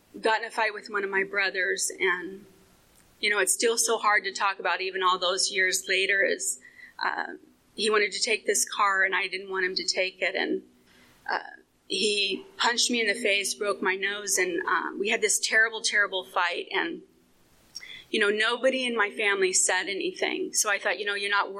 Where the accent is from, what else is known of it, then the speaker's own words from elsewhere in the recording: Phoenix, Arizona, United States; I was born and raised in Phoenix in a very blighted area that's affectionately known as Murder Vale